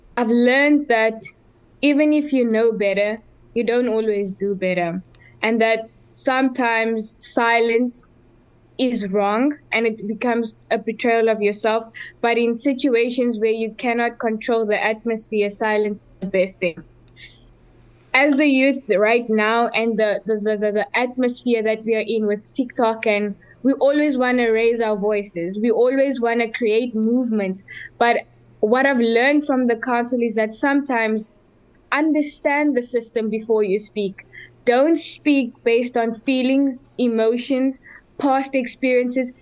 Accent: Cape Town, Western Cape, South Africa; now in Durbanville, South Africa; I grew up in Mandalay, which is in the rural settlement of the city of Cape Town, and now I'm currently reside in Durbanville

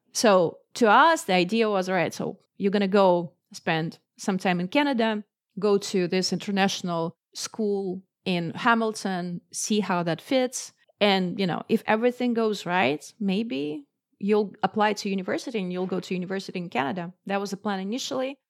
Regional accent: Moscow, Russia; I grew up in Moscow, which is the capital of Russia

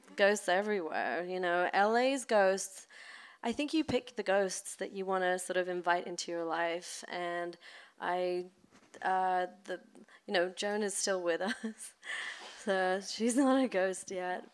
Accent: London, United Kingdom; now in Los Angeles, United States; I grew up in London in the suburbs

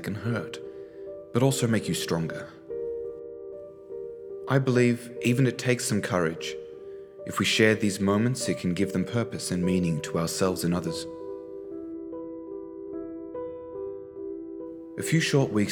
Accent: Australia; I was born in Australia

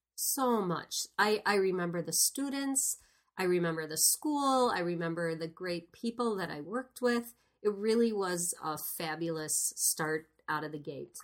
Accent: Sparta, Wisconsin, United States; where I grew up in Sparta, Wisconsin

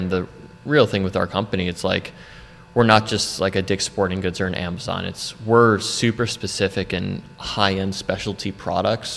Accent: Wilmette, Illinois, United States; moved away as an adult; also born or lived in Florida; now in North Carolina, United States; born and raised in Chicago in Wilmette, Illinois.

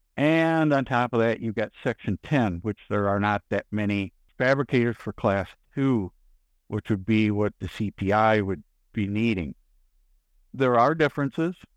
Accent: Michigan, United States; now in Texas, United States; being born and raised in Michigan versus spending the rest of my life down here in Texas

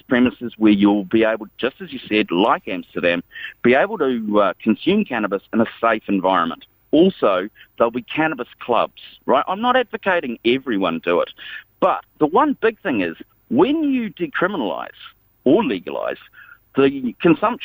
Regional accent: New Zealand; moved away; also born or lived in United States; I'm from New Zealand, but I've been living in the States for 19 years

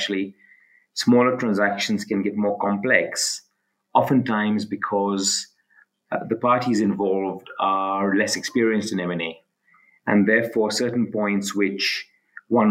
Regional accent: Mombasa, Mombasa County, Kenya; also born or lived in United Kingdom / London; I'm Kenyan, of South Asian descent. My family moved to Kenya about 125 years ago from India on my father's side and from Pakistan on my mother's side. My father was also a lawyer. I was brought up in Mombasa, which is a coastal city

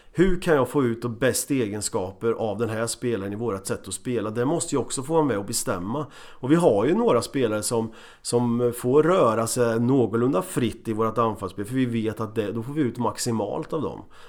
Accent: Motala, Östergötland, Sweden; moved away; also born or lived in Borås / Copenhagen; jag kom från Motala

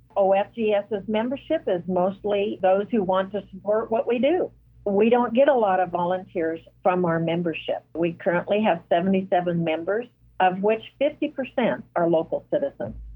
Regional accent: Douglas County, Oregon, United States; now in Fort Scott, United States; I grew up in Douglas County, Oregon, and I was at the north end

